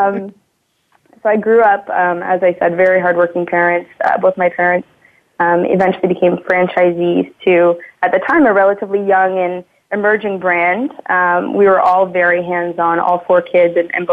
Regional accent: Burlington, Ontario, Canada; I was born and raised in Burlington, Ontario, so just outside of Toronto here

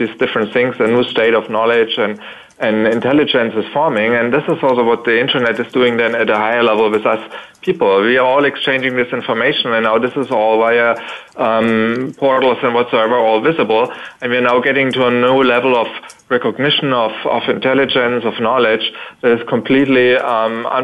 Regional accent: Berlin, Germany; I'm just calling from Berlin. That's my home place

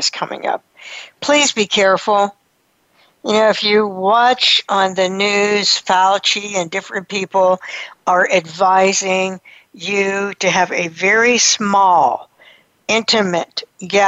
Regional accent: United States; we're American

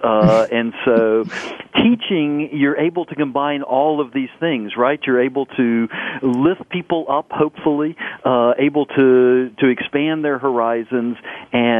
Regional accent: United States; growing up in the States

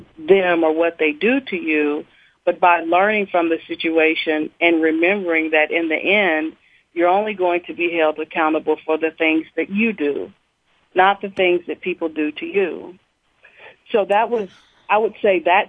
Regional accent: Nashville, Tennessee, United States; growing up in the Preston Taylor housing projects

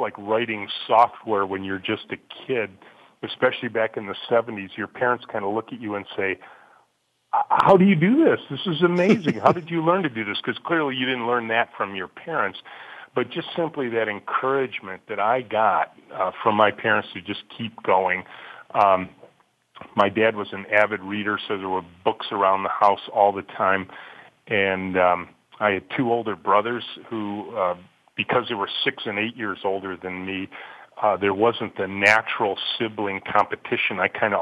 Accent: Macomb County, Michigan, United States; I grew up in Macomb County, just north of Detroit, Chippewa Valley High School grad

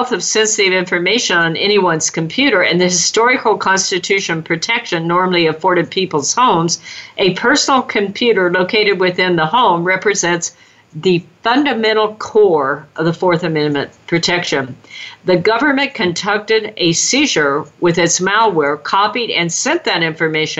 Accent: California, United States; California, my home state

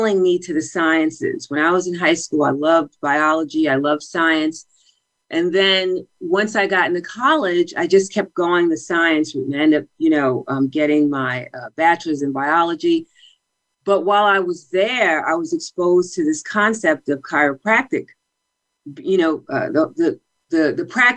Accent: Mount Vernon, New York, United States; also born or lived in Bronx, New York; I grew up in Mount Vernon

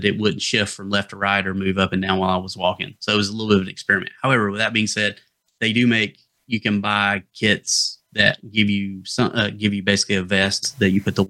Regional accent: the Appalachians, North Georgia, United States; accent: Appalachian; moved away; So I'm originally from North Georgia. If you couldn't tell from the accent that I was from the Appalachians, that kind of area, that's where I'm from

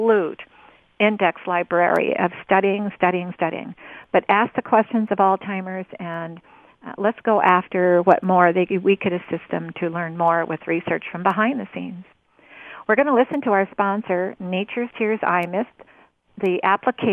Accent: Rogue River, Southern Oregon, United States; I'm talking to you from Southern Oregon near the Rogue River. I grew up on the Rogue River

